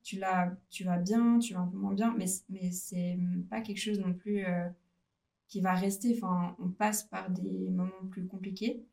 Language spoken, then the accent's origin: French; Lausanne region, Vaud, Switzerland; Je viens de la région de Lausanne